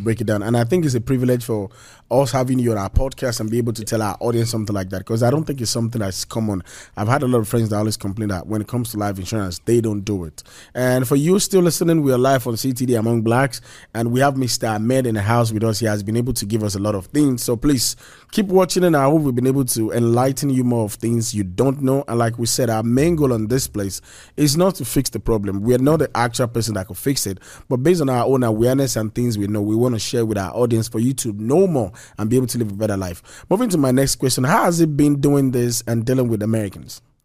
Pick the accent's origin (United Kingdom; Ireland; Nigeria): Nigeria; now in United States; I'm a Nigerian